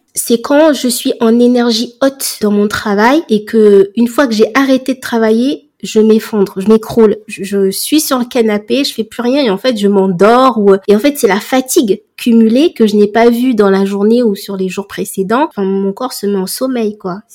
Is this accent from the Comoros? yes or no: yes; Comoros; je suis comorienne